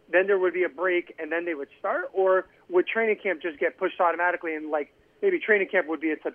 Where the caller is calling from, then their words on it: Connecticut, United States; in Connecticut.